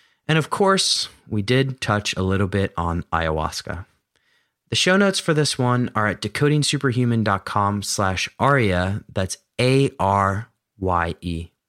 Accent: Philadelphia, Pennsylvania, United States; I mean, I grew up in Philadelphia, so it's not too far

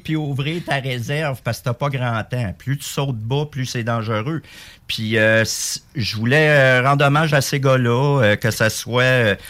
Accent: Quebec, Canada; On est des Québécois avant tout dans le régiment

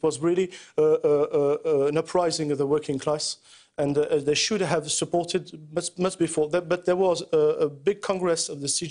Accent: France

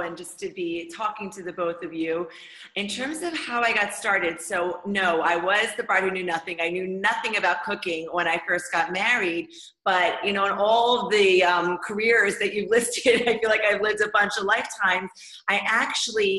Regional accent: United States; moved away as an adult; now in Israel; I grew up in America.

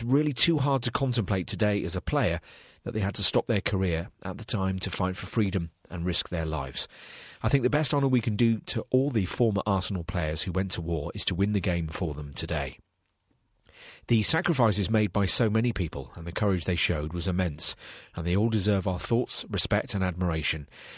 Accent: Tulle, Nouvelle-Aquitaine, France; in my hometown of Toul, in the centre of France, the German army killed many innocent people in 1944

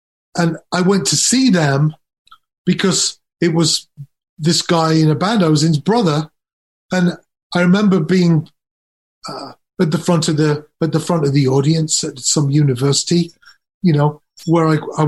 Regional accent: Nuneaton, West Midlands, United Kingdom; born there; also born or lived in Leeds / Durham; So I was born in Nuneaton. We moved to Leeds, then from Leeds to Durham, and then I left home and I eventually moved to London

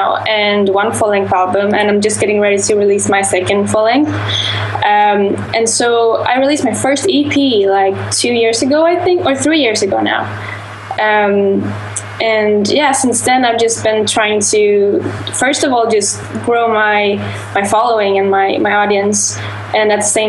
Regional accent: Sweden; I'm from Sweden

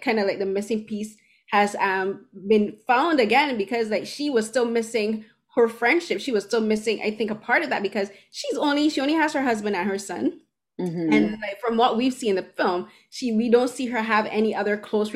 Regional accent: Barbados; moved away as an adult; now in Canada; I'm an immigrant from Barbados

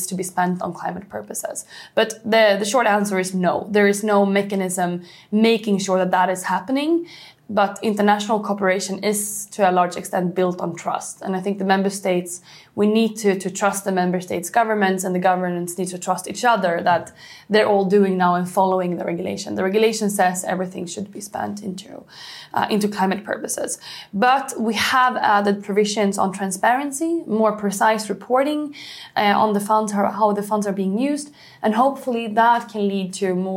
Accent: Sweden; Sweden, for example, my home country

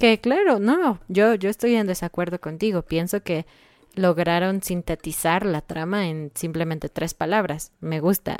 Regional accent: Mexico; obviamente somos mexicanos y pensamos que el español de México es el mejor

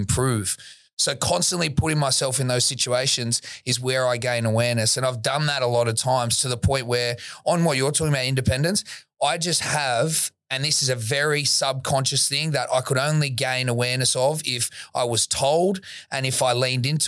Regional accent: Sydney, New South Wales, Australia; I grew up in Woolloomooloo, not when it was how it is now

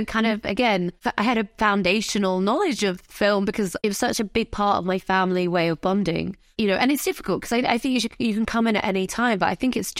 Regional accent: United Kingdom; I consider myself North African Arab, but, you know, it's kind of, it's all part of my identity. But yeah, British Ar

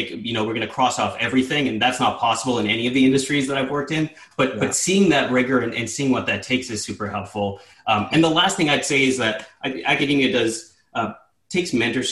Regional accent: Sudbury, Ontario, Canada; moved away; I grew up a Steelers fan in the 90s, growing up in Northern Ontario

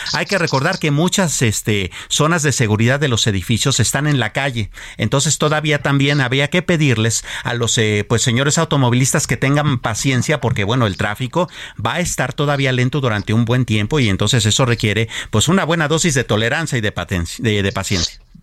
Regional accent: Mexico; somos los verdaderos mexicanos

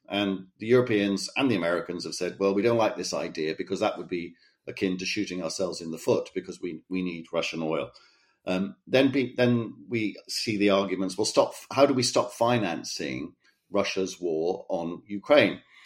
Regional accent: Cardiff, Wales, United Kingdom; moved away; my hometown of Cardiff

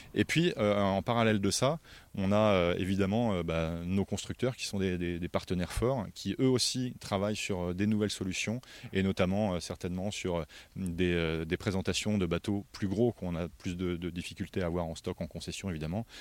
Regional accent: France; ici, chez nous, en France

